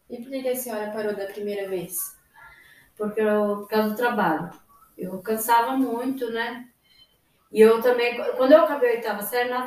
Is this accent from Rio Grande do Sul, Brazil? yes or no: no; São José do Cedro, Santa Catarina, Brazil; moved away as an adult; now in Toledo, Brazil; Eu vim de Santa Catarina, no interior de São José de Cedro, que é a cidade. Eu vim para cá com 18 anos, completando 19 anos.